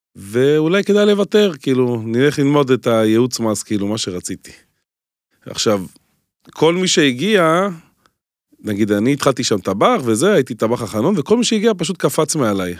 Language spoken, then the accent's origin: Hebrew; Holon, Tel Aviv District, Israel; אני הגעתי מחולון